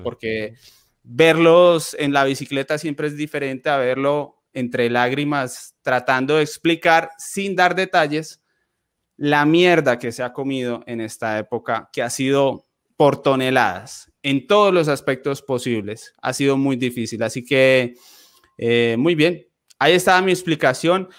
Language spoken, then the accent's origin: Spanish; Colombia; siendo colombianos